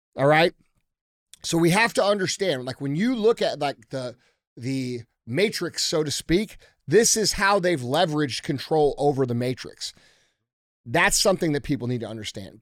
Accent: United States; we as American people

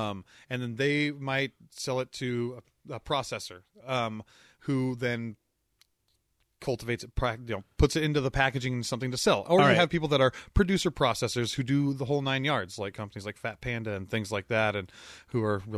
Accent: Gig Harbor, Washington, United States; I grew up in Gig Harbor, yeah.

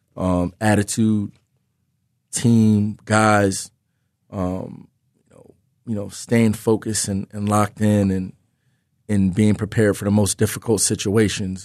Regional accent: Philadelphia, Pennsylvania, United States; in my hometown, in the Big Five, as a, as a Philly, Philly guy, young, young kid growing up in the city

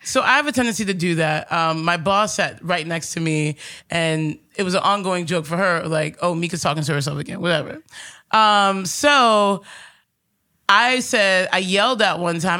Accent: New York City, New York, United States; Growing up here in Astoria

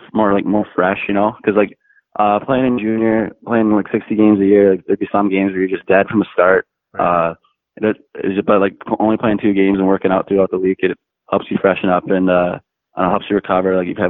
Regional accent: Bragg Creek, Alberta, Canada; moved away; I'm from Bragg Creek, Alberta, just outside of Calgary.

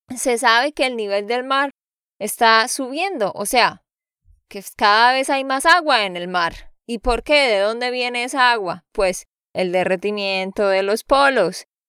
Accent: Santander, Colombia; de Santander, Colombia.

